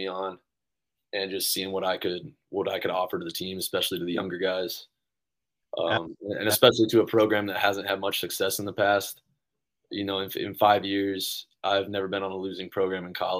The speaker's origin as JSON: {"language": "English", "town": "Brentwood", "region": "Tennessee", "country": "United States", "tie": "born or raised there", "moved": "yes", "said": "where I was from in Williamson County in Tennessee, it's we're right outside of Nashville"}